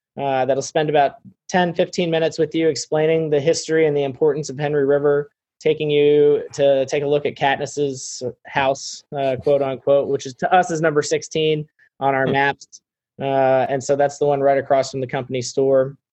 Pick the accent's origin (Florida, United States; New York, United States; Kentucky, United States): Florida, United States; moved away as an adult; now in North Carolina, United States; I grew up in Florida, and moved here uh, after college